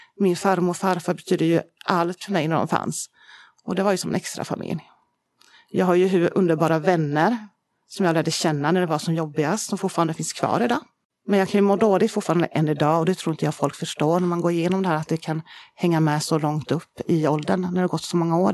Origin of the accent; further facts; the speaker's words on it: Södertälje, Stockholm County, Sweden; vi är ju uppvuxna i Södertälje från början, kommer vi ifrån.